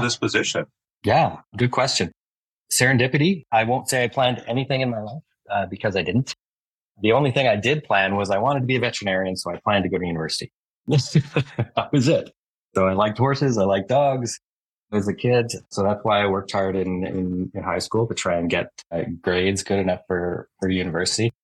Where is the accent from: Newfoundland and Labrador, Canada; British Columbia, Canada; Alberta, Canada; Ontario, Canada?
Alberta, Canada; also born or lived in Halifax, Nova Scotia; I was raised in Alberta, but I was born in uh, Nova Scotia. So, okay. I was born in Halifax. Yeah, I came here, but I came here when I was four. So, I'm more or less Albertan.